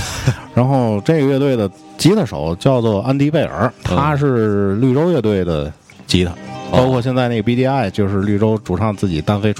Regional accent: Tianjin, China; 这是咱身为天津人都这样。你看看我外外外地的朋友，

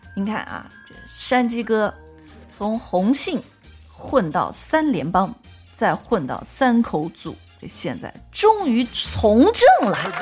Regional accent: China; 我们中国

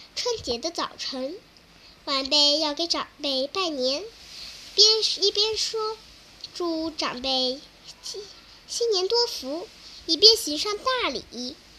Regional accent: Mianyang, Sichuan, China; 我来自四川绵阳。

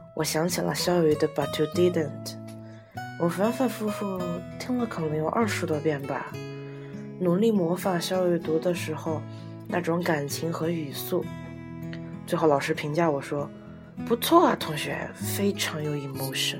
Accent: Sichuan, China; 我是来自四川的

